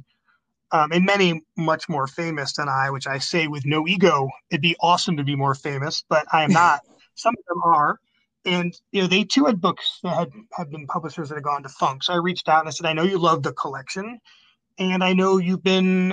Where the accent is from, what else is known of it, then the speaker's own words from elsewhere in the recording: Binghamton, New York, United States; moved away; my hometown of Binghamton, New York